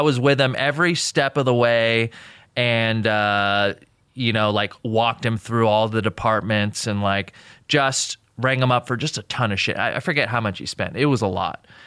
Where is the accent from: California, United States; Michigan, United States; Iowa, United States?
California, United States; Newbury Park; also born or lived in Jordan; I grew up in Newbury Park, which is like a very, I don't know, it's like a small town.